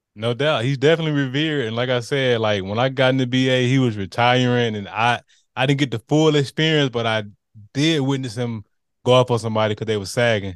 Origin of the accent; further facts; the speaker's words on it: Montgomery, Alabama, United States; I grew up in the Gump